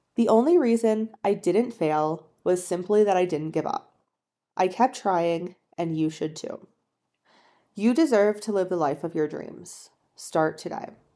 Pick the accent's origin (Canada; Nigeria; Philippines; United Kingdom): Canada; moved away as an adult; also born or lived in China; I'm in Canada, it's my home country